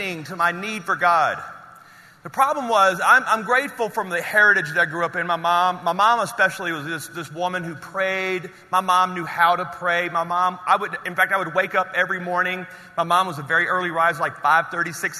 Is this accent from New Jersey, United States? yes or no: no; Louisiana, United States; I'm from Louisiana